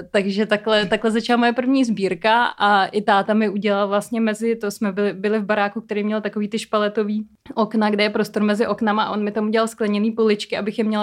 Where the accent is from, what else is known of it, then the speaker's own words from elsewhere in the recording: Prague, Czechia; já jsem sice rodilý Pražák, ale trávila jsem velkou část dětství na chalupě